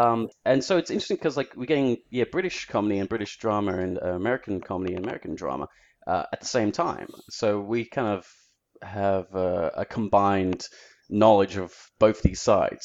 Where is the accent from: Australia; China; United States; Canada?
Australia; Melbourne, Victoria; I'm in Australia, I have to say I'm Australian.